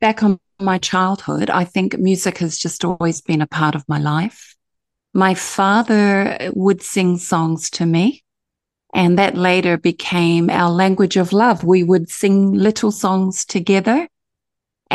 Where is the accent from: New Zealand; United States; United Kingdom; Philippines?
New Zealand; now in Gold Coast, Australia; I'm from Aotearoa, New Zealand, and I live here in Australia